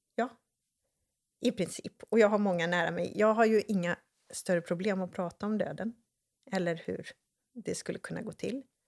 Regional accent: Borås, Västra Götaland, Sweden; jag är uppväxt i Borås

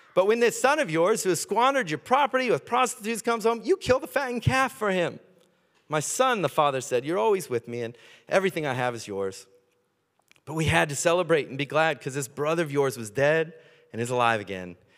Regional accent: United States; accent: American; moved away; I grew up in America

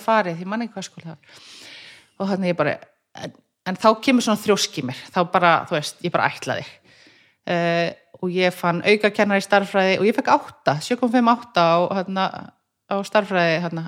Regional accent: Reykjavík, Capital Region, Iceland; ég er fættist í Brealdinu

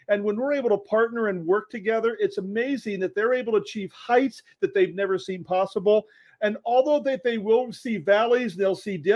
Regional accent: Denver, Colorado, United States; moved away as an adult; now in Surprise, United States; I grew up in Denver, Colorado

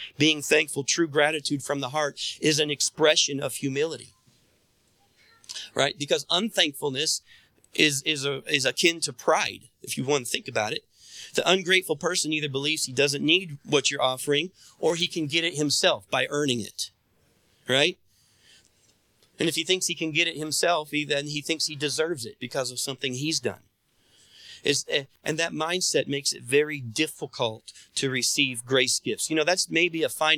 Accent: United States; I was born in America in the time I was born

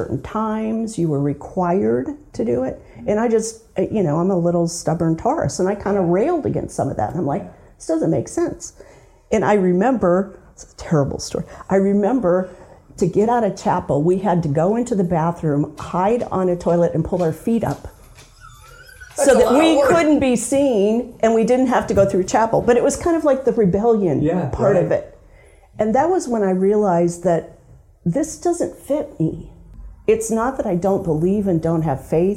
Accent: Indiana, United States; I grew up in Indiana

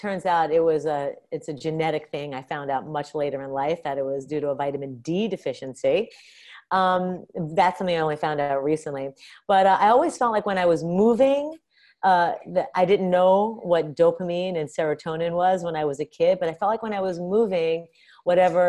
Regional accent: New York City, New York, United States; moved away as an adult; also born or lived in Boston; I grew up in New York City. And then I went to college in Boston.

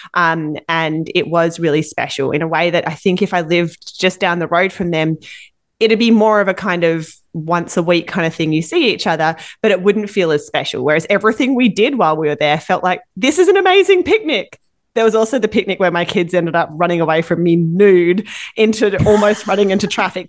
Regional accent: Perth, Western Australia, Australia; now in Vancouver, Canada; my hometown of Perth, Western Australia

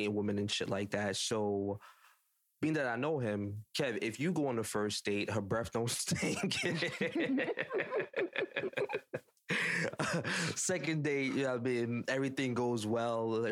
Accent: Jamaica; I'm judging as a Jamaican black man that have a tattoo

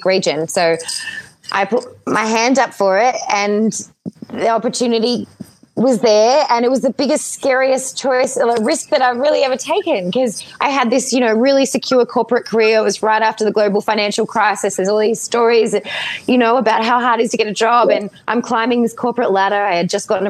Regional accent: Melbourne, Victoria, Australia; moved away; also born or lived in Ireland; I grew up in Melbourne, Australia

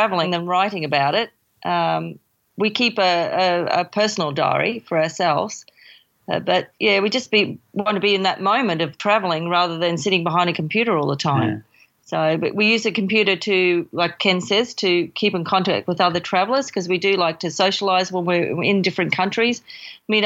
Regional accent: Brisbane, Queensland, Australia; born and bred in Brisbane, Australia

